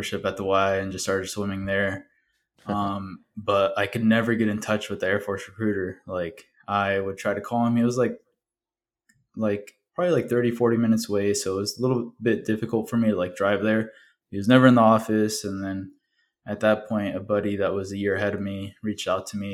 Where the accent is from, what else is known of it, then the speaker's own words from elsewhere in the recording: Walton, Indiana, United States; first language Spanish; English is a second language; also born or lived in Michoacán, Mexico; I was born and raised in Walton, Indiana